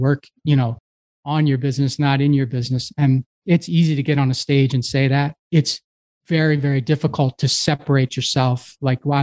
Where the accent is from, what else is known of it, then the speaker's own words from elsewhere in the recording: Havertown, Pennsylvania, United States; I grew up in Havertown, Pennsylvania, which is a small suburb of Philadelphia